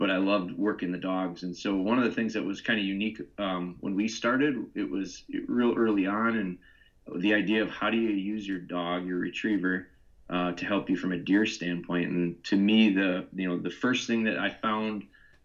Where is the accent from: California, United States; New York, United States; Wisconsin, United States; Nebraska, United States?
Wisconsin, United States; Pulaski; I'm from Wisconsin. I'm actually from small town called Pulaski. It's near Green Bay. No one knows what Pulaski is, but everyone knows Green Bay.